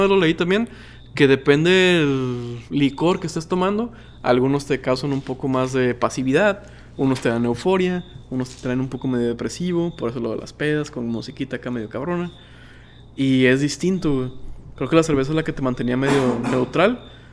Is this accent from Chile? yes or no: no; Mexico